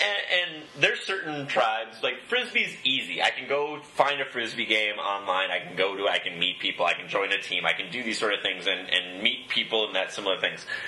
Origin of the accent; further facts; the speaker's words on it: Upper Peninsula of Michigan, United States; I, am from the Upper Peninsula of Michigan